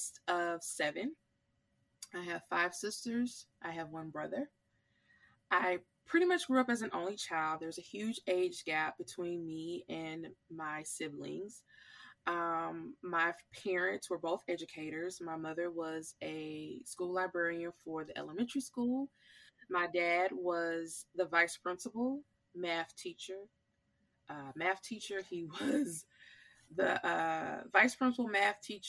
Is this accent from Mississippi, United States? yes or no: yes; Sallis, Mississippi, United States; I was born and raised here in Mississippi. I am from a very small town called Salis, Mississippi